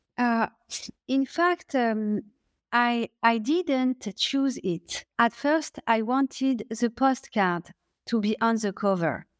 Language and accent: English; France; accent: French; English is a second language; my French accent